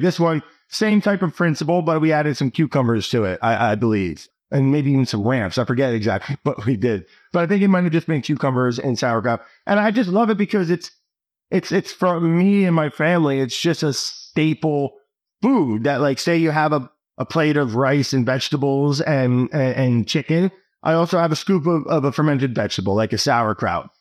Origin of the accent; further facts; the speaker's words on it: New Jersey, United States; I grew up in New Jersey